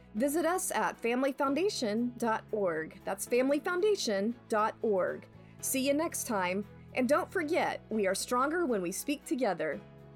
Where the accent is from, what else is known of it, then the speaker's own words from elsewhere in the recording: Colorado, United States; I'm from Colorado